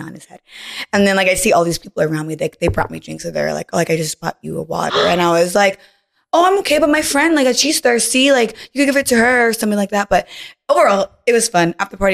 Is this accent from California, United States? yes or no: yes; Los Angeles, California, United States